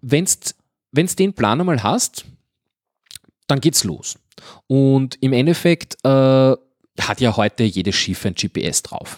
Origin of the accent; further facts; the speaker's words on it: Guntramsdorf, Lower Austria, Austria; bei uns in Gundramsdorf